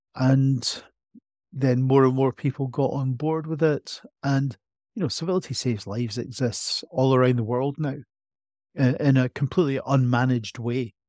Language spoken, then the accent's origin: English; Edinburgh, Scotland, United Kingdom; I was born in Edinburgh, grew up in Edinburgh, feel like an Edinburgh person to my very core